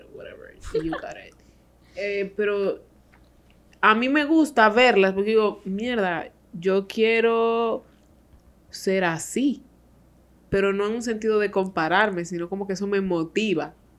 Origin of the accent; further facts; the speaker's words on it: Dominican Republic; somos los dominicanos